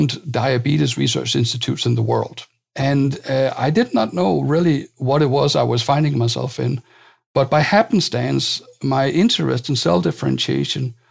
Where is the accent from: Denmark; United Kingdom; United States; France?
Denmark; I come from Denmark